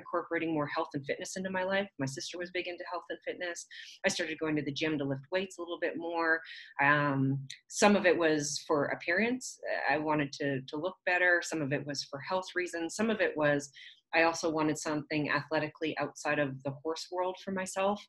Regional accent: southern Alberta, Canada; I grew up actually in southern Alberta. I'm Canadian

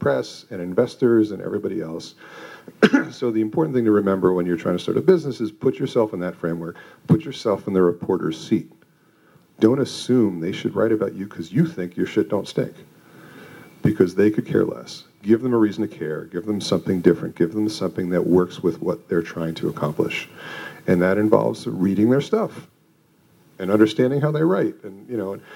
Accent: Westchester, New York, United States; moved away as an adult; also born or lived in Manhattan, New York; now in Boulder, United States; I'm a New Yorker born and raised and grew up in Westchester

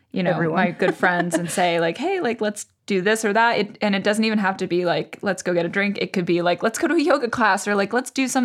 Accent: Boston, Massachusetts, United States; moved away as an adult; now in Paris, France; As someone from Boston, it was not that cold.

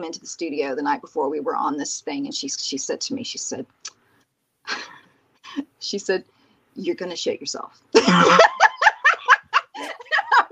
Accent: Plant City, Florida, United States; I grew up in Plant City, Florida

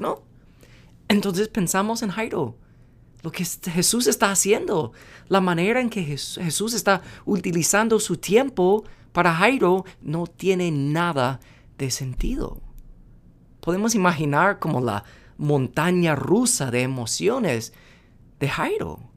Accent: United States; moved away; siendo gringo

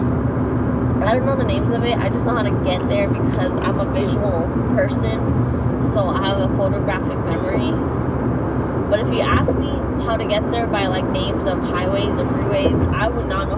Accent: California, United States; moved away; I was raised in California

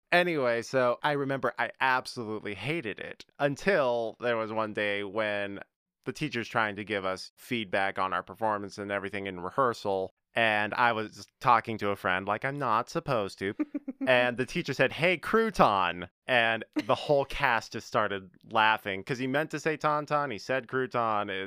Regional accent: North Carolina, United States; born there; Yes, I was born in North Carolina. I was not born in Utah.

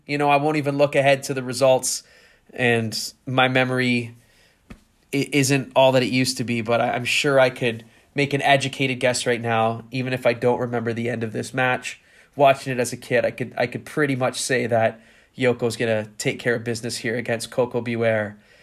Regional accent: Canada; I grew up in Canada

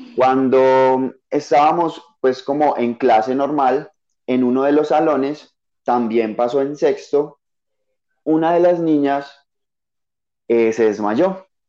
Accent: Paisa region, Antioquia, Colombia; accent: paisa; sí, soy paisa

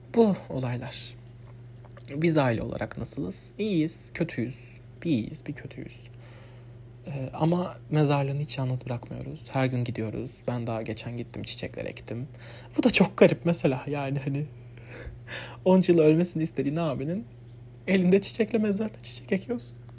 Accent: Adana, Turkey; Biz fırının üstünde üstündeydi Adana ilk taşındığımızda evimiz

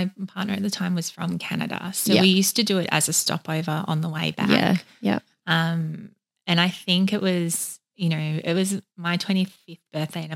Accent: Woodend, Victoria, Australia; I grew up in Country Vic, far away from the ocean.

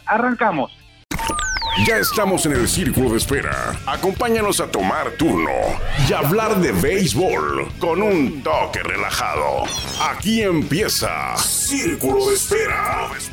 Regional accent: Tijuana, Baja California, Mexico; yo soy de Tijuana y aquí, aquí he vivido siempre

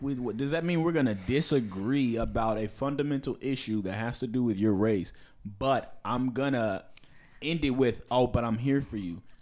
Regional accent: Bethesda, Maryland, United States; I'm from the Bethesda Naval Hospital in fucking Maryland, 'cause that's where the fuck I was born.

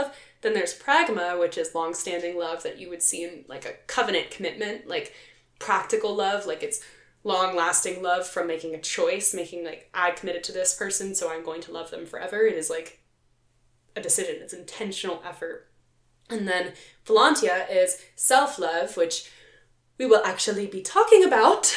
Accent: Philadelphia, Pennsylvania, United States; my hometown, Philadelphia

